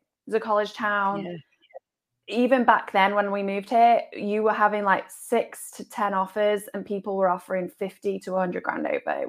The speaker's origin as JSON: {"language": "English", "region": "England", "country": "United Kingdom", "moved": "as an adult", "lives_now": "United States", "said": "I moved here 8 years ago from England, followed my husband. He is in racing. So that's why we're in America. And in the UK, I was a mortgage broker."}